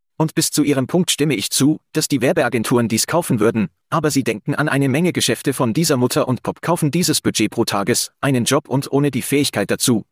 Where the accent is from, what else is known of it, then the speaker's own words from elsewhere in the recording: Calgary, Alberta, Canada; hier in Calgary, in meiner Heimatstadt